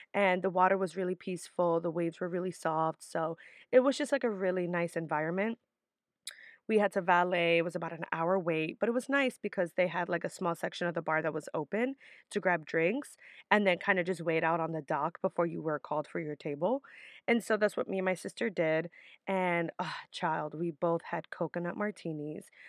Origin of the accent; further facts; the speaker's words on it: New York City, New York, United States; my mom worked really hard to always have me and my sister live in decent areas in the Bronx, which is typically where I'm from